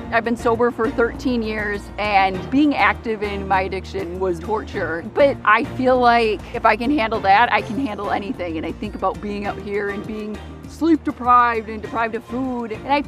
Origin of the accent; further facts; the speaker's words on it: North St. Paul, Minnesota, United States; I'm 35 years old, and I grew up in North St. Paul, Minnesota, and I'm a drug counselor.